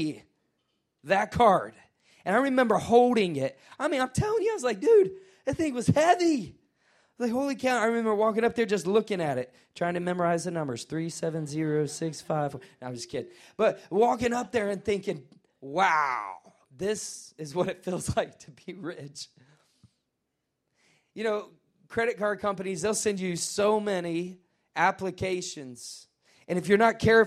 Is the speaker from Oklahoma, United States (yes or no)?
no; Nashville, Tennessee, United States; I'm from Nashville.